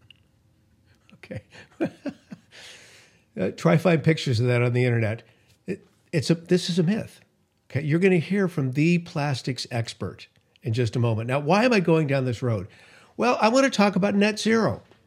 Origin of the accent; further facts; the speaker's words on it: California, United States; my home state of California